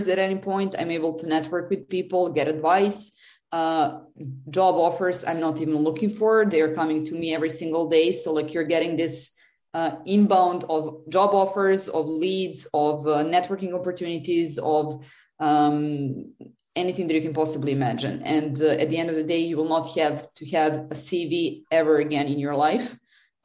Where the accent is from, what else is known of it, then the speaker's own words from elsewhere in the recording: Serbia; I come from Serbia originally.